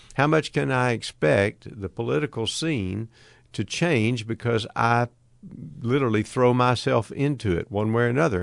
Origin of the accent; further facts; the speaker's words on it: United States; my frame of reference is being an American